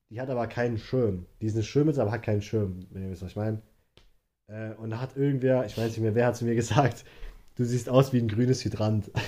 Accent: Hesse, Germany; Wir beide wohnen halt in Hessen. Ja. Wir sind echte Hesse.

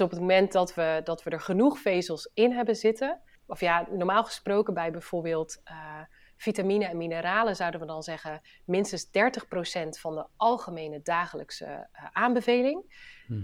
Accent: Friesland, Netherlands; now in Tegelen, Netherlands; ik ben Fries. Eh, en ben een oprechte Fries, dus ik eh, praat ook nog veel Fries met, eh, met familie en vrienden.

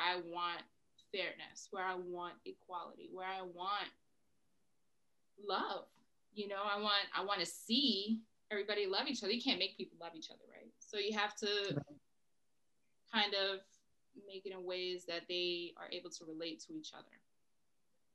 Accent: New York City, New York, United States; now in Massachusetts, United States; I am a girl from the Bronx

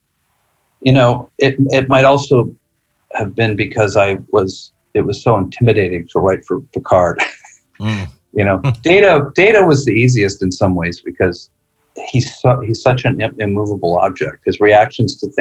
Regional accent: Bozeman, Montana, United States; named after my hometown

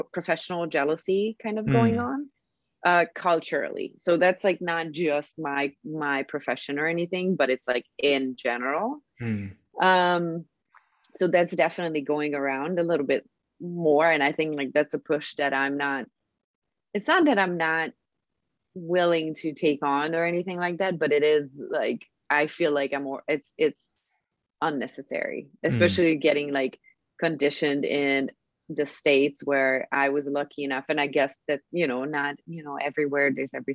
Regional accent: Hungary

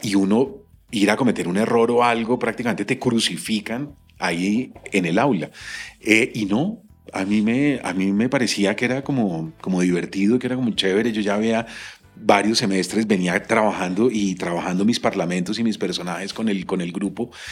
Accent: Colombia; en mi país esto no sucede

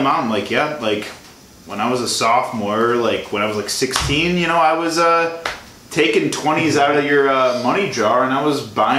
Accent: Illinois, United States; moved away as an adult; I'm from Illinois.

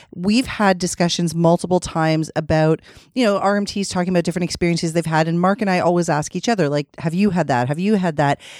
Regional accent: Ontario, Canada; We're from Ontario

